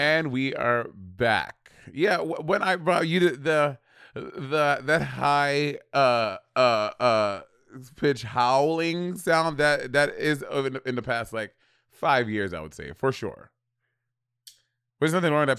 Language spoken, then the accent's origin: English; Brooklyn, New York, United States; born or raised there